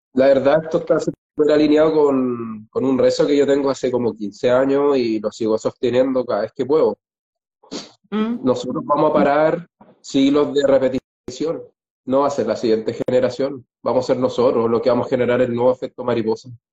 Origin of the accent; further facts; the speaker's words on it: Chile; moved away; los dos somos chilenos, los dos somos viajeros, los dos sabemos lo que es dejar el país